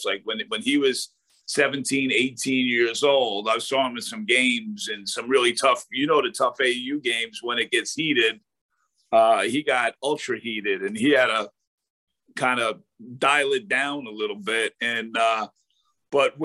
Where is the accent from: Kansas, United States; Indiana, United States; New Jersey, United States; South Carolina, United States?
New Jersey, United States; Jersey City; I was born in Jersey City where St. Peter's is